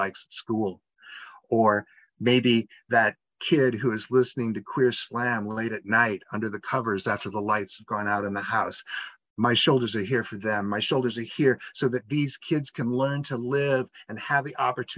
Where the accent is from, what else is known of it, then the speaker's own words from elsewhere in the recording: outside of Peoria, Illinois, United States; moved away; I grew up outside of Peoria.